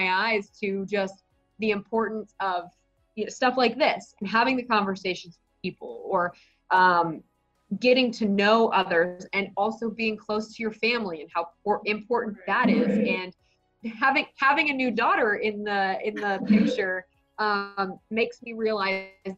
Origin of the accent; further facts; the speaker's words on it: Dallas, Texas, United States; moved away as an adult; also born or lived in Dodge City, Kansas / Wichita, Kansas; now in Kansas City, United States; I grew up in Dallas